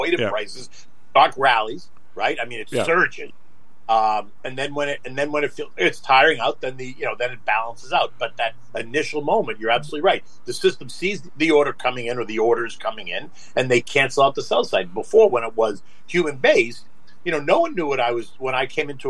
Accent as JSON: {"language": "English", "town": "Boston", "region": "Massachusetts", "country": "United States", "tie": "born or raised there", "moved": "as an adult", "lives_now": "Florida, United States", "said": "I grew up in Boston, so for me this is kind of home"}